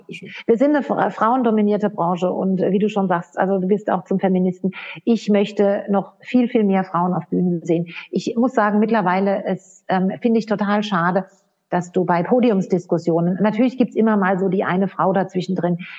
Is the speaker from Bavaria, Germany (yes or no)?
no; Odenwald, Hesse, Germany; also born or lived in United States; now in Austria; ich komme selbst aus, aus dem Odenwald